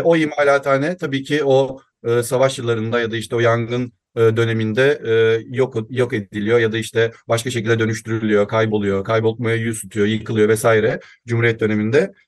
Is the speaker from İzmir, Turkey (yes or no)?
yes; İzmir, Turkey; 1990 İzmir doğumluyum